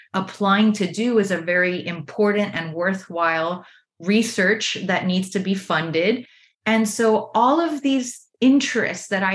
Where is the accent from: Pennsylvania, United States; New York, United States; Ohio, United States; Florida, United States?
Florida, United States; Miami; I grew up in Miami, Florida, an area called Little Havana